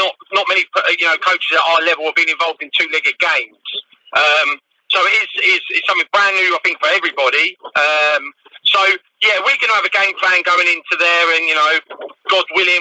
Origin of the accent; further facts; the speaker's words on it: Canterbury, South East England, United Kingdom; I'm born and bred Canterbury.